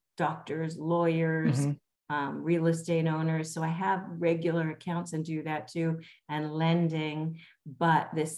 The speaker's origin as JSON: {"language": "English", "town": "Los Angeles", "region": "California", "country": "United States", "tie": "born or raised there", "also_born_or_lived": "Calabasas, California", "said": "I grew up in Los Angeles, was born and raised, lived in Pacific Palisades, all through school there"}